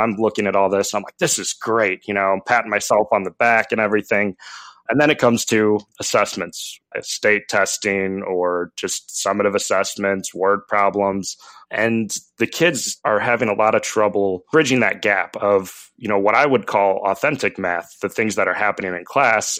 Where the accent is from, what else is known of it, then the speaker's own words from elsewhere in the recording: St. Louis, Missouri, United States; I'm from Saint Louis